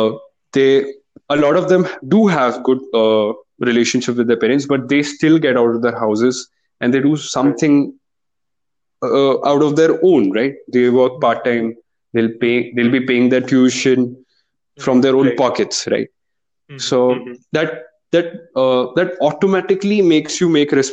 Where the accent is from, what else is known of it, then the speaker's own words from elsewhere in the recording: India; Indian parenting